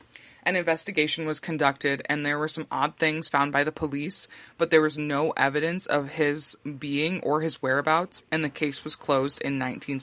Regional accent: New York, United States; my home state of New York

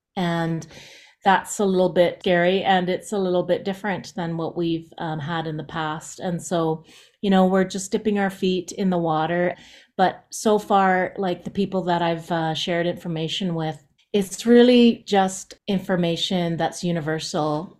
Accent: Jasper, Alberta, Canada; I'm from Jasper

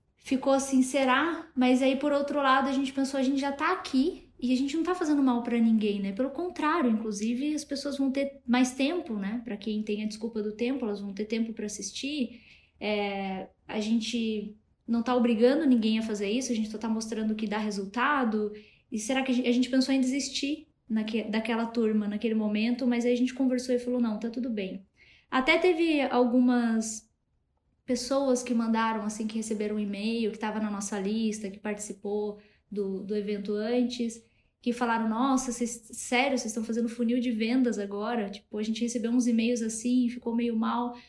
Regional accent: Matinhos, Paraná, Brazil; now in Curitiba, Brazil; eu nem sou daqui de Curitiba, eu sou de uma cidade pequena aqui do litoral do Paraná, que é Matinhos o nome

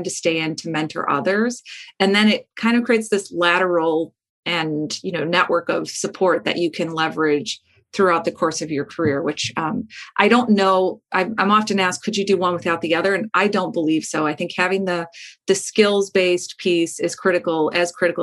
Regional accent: Midwest, United States; where I grew up in the Midwest

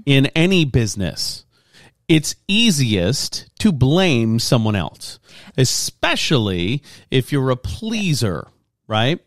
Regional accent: Lafayette, Louisiana, United States; moved away; I grew up in Lafayette, Louisiana, and it's kind of a slow pace, slower pace there.

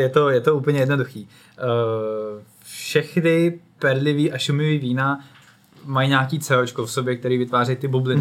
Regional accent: Czechia; i my jako Češi hodně se orientujeme

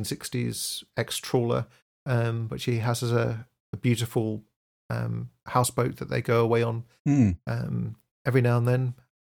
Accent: Aberdeen, Scotland, United Kingdom; born there; So I was born in Aberdeen, which I don't know if you know this, but Aberdeen is fondly known as the Dallas of the North. It's the oil center of the UK. And so that's where I was born.

